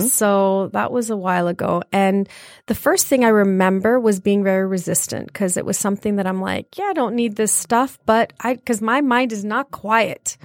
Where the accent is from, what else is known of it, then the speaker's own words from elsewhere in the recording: Brampton, Ontario, Canada; moved away as an adult; also born or lived in Leicester, England; now in Michigan, United States; I was born in England, uh, Leicester, England, and, um, I came about, uh, forty-nine years ago to to Toronto, and I moved to Toronto, and I was raised in Toronto in a wonderful place called Brampton.